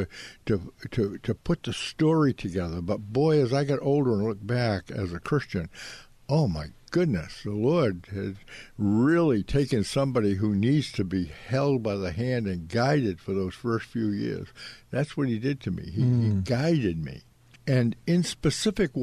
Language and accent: English; Ipswich, Massachusetts, United States; born or raised there